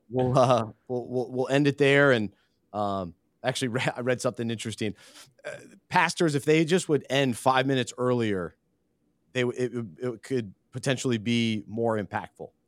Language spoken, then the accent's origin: English; Charlotte, North Carolina, United States; growing up in Charlotte